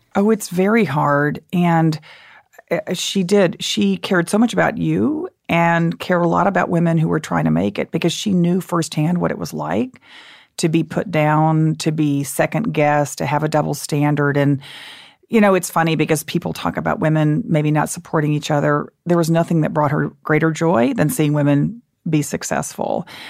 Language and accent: English; Dallas, Texas, United States; also born or lived in Austin, Texas; I grew up in Dallas, and my parents at that, in that era were against everything